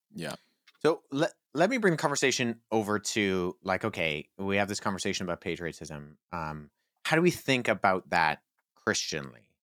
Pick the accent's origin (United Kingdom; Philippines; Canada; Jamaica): Canada; myself, whose Canadian heritage goes back to the eighteenth century